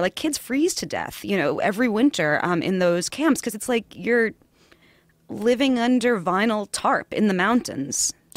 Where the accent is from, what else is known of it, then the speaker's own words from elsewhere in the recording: New York City, New York, United States; accent: New York; also born or lived in Far Rockaway; I'm from Queens originally